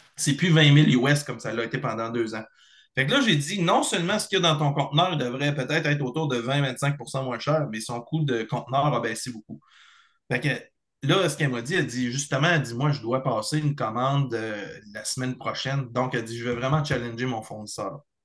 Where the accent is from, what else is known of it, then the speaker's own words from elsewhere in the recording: Beauce, Chaudière-Appalaches, Quebec, Canada; also born or lived in Bellechasse, Quebec; je suis originaire de la Beauce, dans la région de Chaudière-Appalaches, mais j'habite dans la région de Bellechasse depuis 16-17 euh, ans